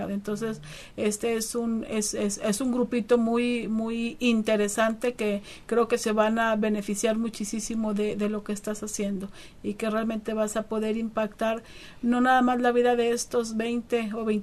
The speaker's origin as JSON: {"language": "Spanish", "country": "United States", "tie": "born there", "said": "soy originaria de México, pero nacida en los Estados Unidos, así es que aquí en la frontera vivo lo, mejor de los dos mundos."}